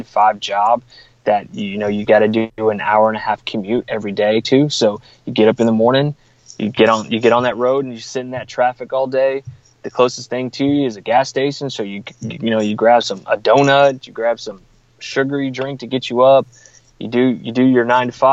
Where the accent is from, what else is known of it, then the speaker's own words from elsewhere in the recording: San Marcos, Texas, United States; a friend of mine mentioned my name for a job here in my hometown. So I live in San Marcos